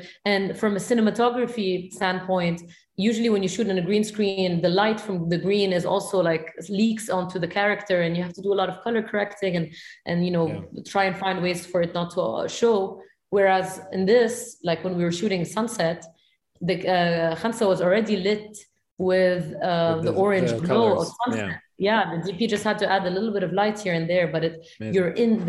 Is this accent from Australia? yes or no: no; Beirut, Beirut Governorate, Lebanon; accent: Syrian; my culture is very much Syrian. And I've felt the feeling of, you know, growing up in Beirut, having a Syrian accent